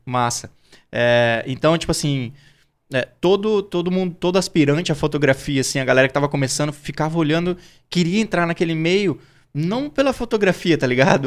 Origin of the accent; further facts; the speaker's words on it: Campo Grande, Mato Grosso do Sul, Brazil; eu sou natural de Campo Grande, Mato Grosso do Sul